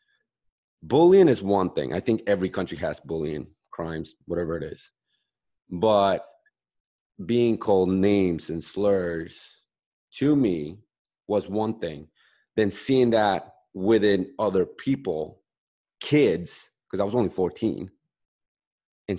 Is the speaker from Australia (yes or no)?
no; Bolivia; now in United States; I'm from South America, I'm Bolivian